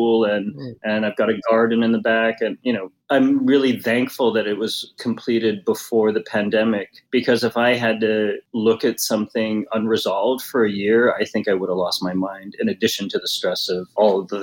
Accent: New York, United States; now in Los Angeles, United States; being a New Yorker, I prefer kind of a more urban feel

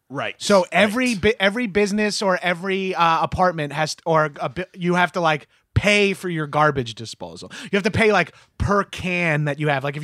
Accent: New York, United States; now in Los Angeles, United States; and I'm from New York, and I'm only lived in LA for like nine months.

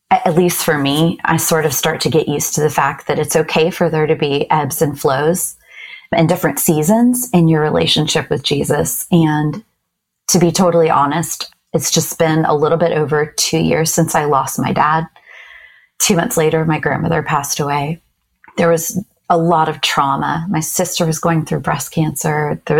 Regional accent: Japan; I grew up in Japan. And so I've always loved cherry blossom trees.

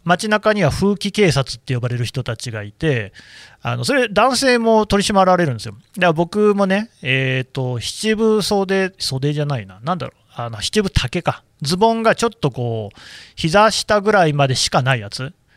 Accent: Nagoya, Aichi, Japan; 名古屋なんですけど

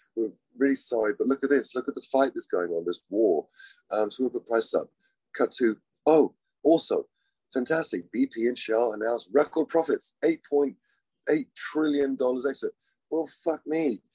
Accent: England, United Kingdom; I'm English

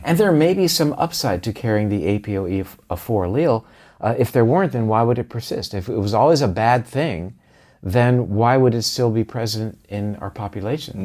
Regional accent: Florida, United States; we did drink a lot of orange juice growing up in Florida

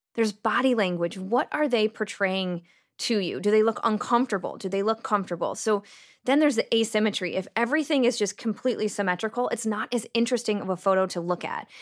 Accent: United States; accent: American; my American accent.

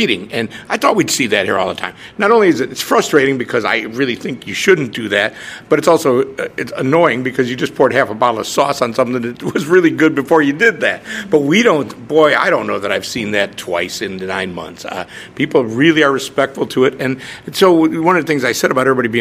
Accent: Chicago, Illinois, United States; moved away as an adult; also born or lived in Lakeland, Florida; I grew up in Chicago. I was born in Chicago, grew up in the near suburbs

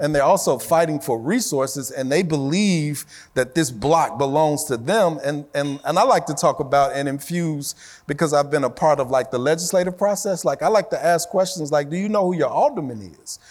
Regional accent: Chicago, Illinois, United States; when I was growing up in Chicago

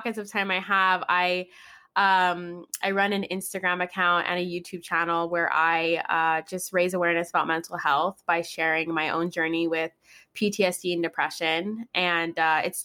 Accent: Guam; now in Orange County, United States; I live in Orange County now, but I'm actually from Guam. I was born and raised in Guam.

